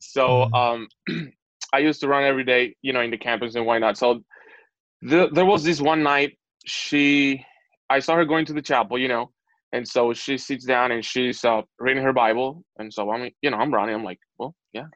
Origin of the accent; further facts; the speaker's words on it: Dominican Republic; moved away; also born or lived in Puerto Rico; we're from the Dominican Republic, so we are already Hispanics